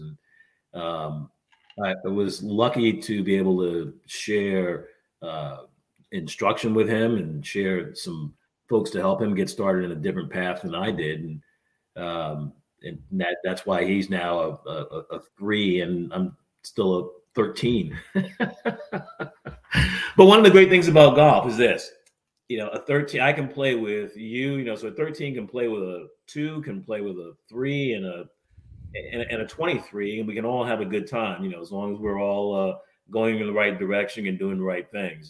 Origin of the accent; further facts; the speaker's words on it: New England, United States; moved away as an adult; also born or lived in Chicago area; now in Cincinnati, United States; I grew up in New England and then lived in the Chicago area for a while